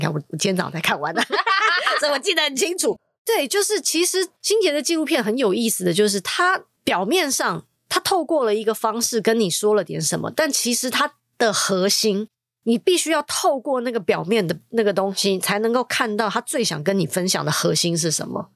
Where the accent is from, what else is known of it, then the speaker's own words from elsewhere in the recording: Taiwan; 身为一个台湾人